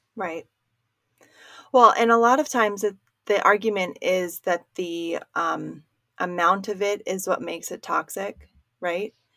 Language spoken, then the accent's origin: English; Maryland, United States; moved away; where I grew up in Maryland